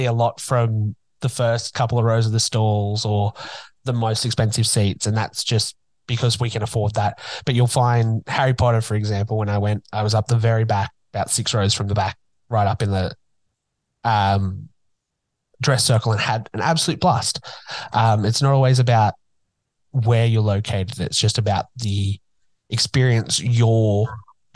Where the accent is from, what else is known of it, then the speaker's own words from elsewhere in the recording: Newcastle, New South Wales, Australia; it's coming to my hometown. First professional production in Newcastle in forever